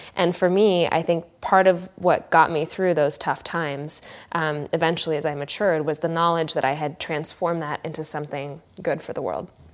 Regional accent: California, United States; I'm such a California person at heart

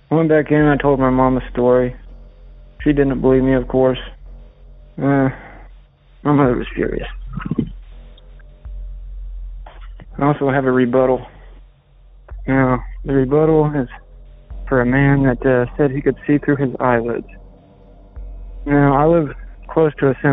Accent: Flat Rock, Indiana, United States; my hometown of Flat Rock, where I currently reside

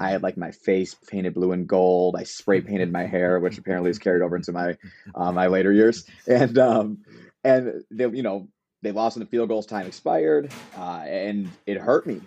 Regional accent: Chicago, Illinois, United States; I'm from Chicago, born and raised.

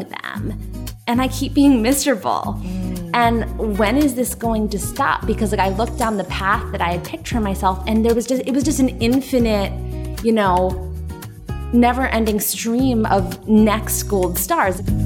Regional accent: Westfield, New Jersey, United States; I grew up in Westfield, New Jersey, which is suburb of New York City

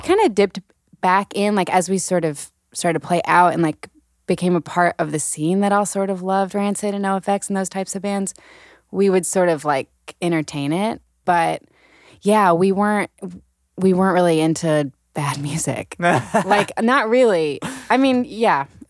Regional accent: Birmingham, Alabama, United States; moved away; Allison and I, so we grew up in Birmingham

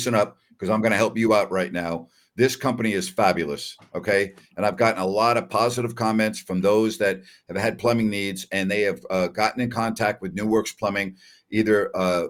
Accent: Long Island, New York, United States; now in Sacramento, United States; I grew up in New York. Okay. And even though I grew up on Long Island

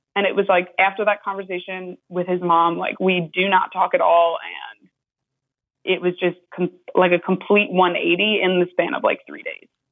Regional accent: New York, United States; now in Florida, United States; I'm from New York, but we both live in Florida

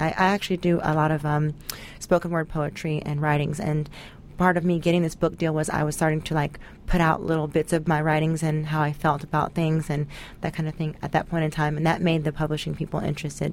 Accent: Tennessee, United States; I grew up in the South in uh, Tennessee

